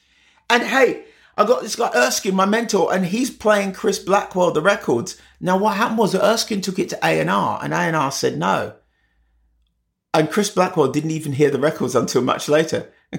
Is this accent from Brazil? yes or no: no; Jamaica; moved away; new to a country, which mum was obviously because she immigrated from Jamaica, and I was because I immigrated from Jamaica